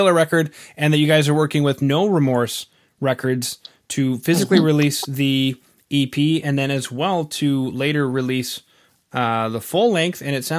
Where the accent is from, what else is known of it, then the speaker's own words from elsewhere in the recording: Canada; being Canadian